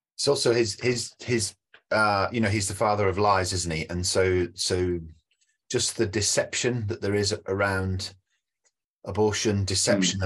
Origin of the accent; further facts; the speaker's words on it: United Kingdom; as a Brit